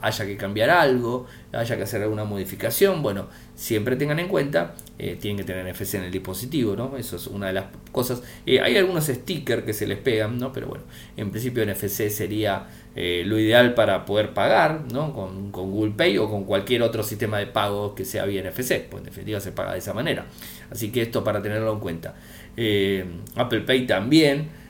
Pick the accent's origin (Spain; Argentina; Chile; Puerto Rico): Argentina